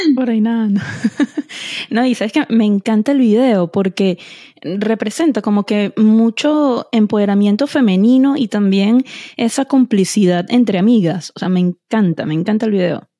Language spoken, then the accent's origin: Spanish; Venezuela; now in United States; yo soy venezolana